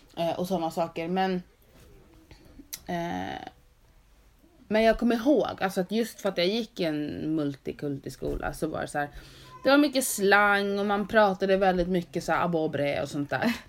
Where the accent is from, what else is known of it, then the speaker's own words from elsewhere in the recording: Sweden; Men jag är född i Sverige.